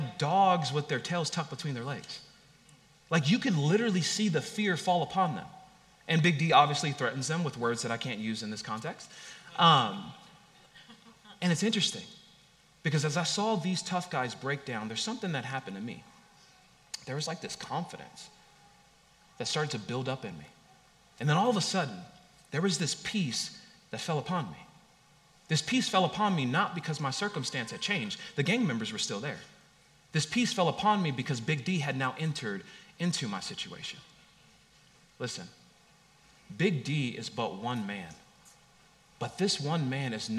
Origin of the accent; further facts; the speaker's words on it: Long Beach, California, United States; I grew up in Long Beach, California